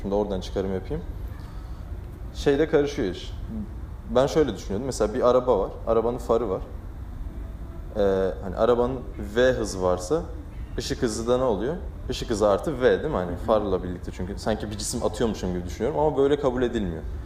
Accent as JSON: {"language": "Turkish", "region": "Balıkesir", "country": "Turkey"}